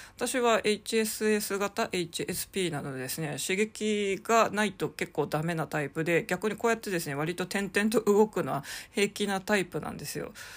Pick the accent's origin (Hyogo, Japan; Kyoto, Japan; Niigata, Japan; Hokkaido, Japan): Hokkaido, Japan; Sapporo; moved away as an adult; also born or lived in Bangkok, Thailand; now in Tokyo, Japan; 札幌、まあ、道と、道の一番真ん中の人がいっぱいいるところに生まれ育った